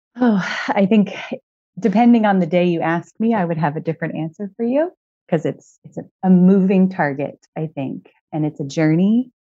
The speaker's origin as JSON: {"language": "English", "town": "Moreno Valley", "region": "California", "country": "United States", "tie": "born or raised there", "said": "in Southern California in a town called Merino Valley."}